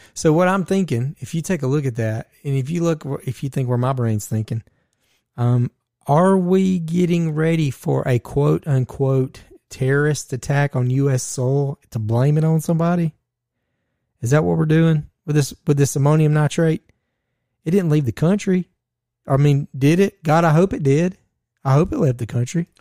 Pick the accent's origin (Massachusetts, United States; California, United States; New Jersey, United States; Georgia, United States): Georgia, United States; we are from Georgia